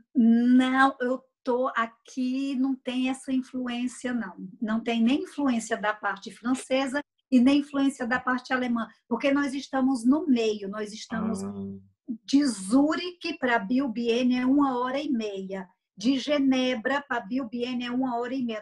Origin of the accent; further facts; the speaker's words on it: Brazil; now in Switzerland; como brasileira